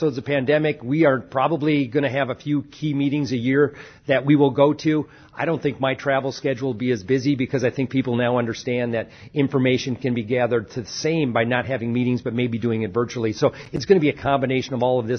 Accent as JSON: {"language": "English", "country": "United States", "said": "we as American farmers"}